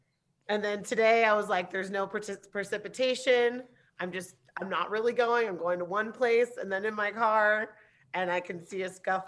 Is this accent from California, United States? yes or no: yes; Santa Barbara, California, United States; born there; also born or lived in Germany / Anguilla; I was born in Santa Barbara and pretty quickly moved to Europe when I was little. Like, I spent my formative years in Germany and Anguilla until I was like 5 or 6.